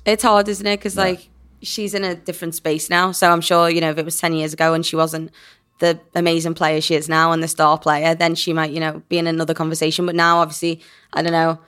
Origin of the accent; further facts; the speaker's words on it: England, United Kingdom; I'm English